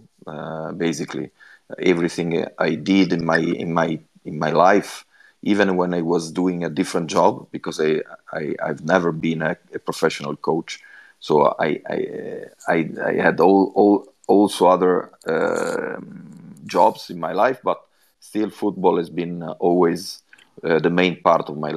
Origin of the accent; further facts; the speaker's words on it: Genoa, Liguria, Italy; English is a second language; also born or lived in Swindon; at the moment I'm in my hometown in Genoa